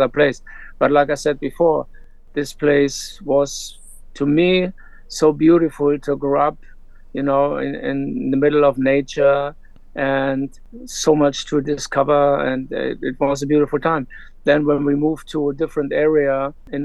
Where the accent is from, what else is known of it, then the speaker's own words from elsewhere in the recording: Hanover, Lower Saxony, Germany; I grew up in Germany, Hanover, West Germany at the time, post-war generation.